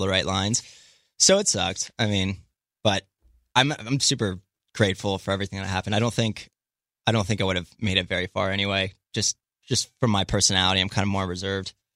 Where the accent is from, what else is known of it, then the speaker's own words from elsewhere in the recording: Middletown, Maryland, United States; moved away as an adult; also born or lived in Alabama / San Jose, California; now in Santa Monica, United States; I grew up in a small town in Maryland, Western Maryland called Middletown